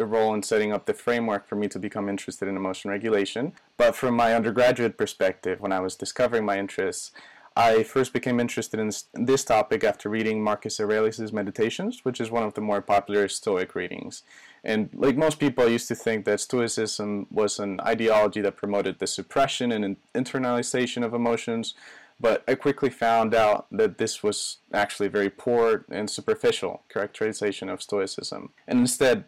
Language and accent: English; Spain; also born or lived in Oxford; in Spain, my home country